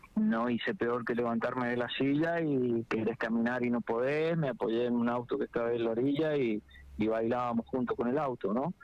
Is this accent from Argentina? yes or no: yes; southern San Juan, Argentina; nosotros somos el sur de San Juan